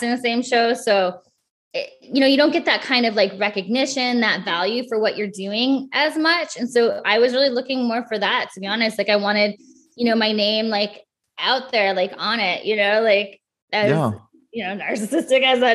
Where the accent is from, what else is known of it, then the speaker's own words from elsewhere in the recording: Midwest, United States; I grew up in the Midwest in a very small town.